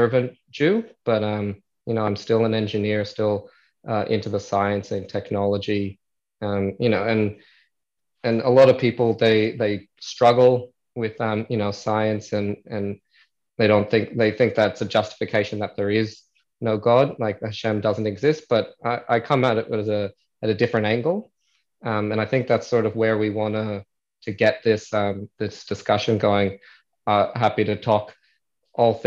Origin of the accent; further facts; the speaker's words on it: Adelaide, South Australia, Australia; accent: American; also born or lived in United States; now in Melbourne, Australia; I born in the US, but I've been in Australia since I was 8 years old. So naturalized Australian, but you'll still hear my American accent